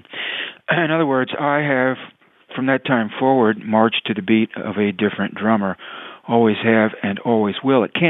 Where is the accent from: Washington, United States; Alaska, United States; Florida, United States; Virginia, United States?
Virginia, United States; Tidewater; I grew up in Tidewater, Virginia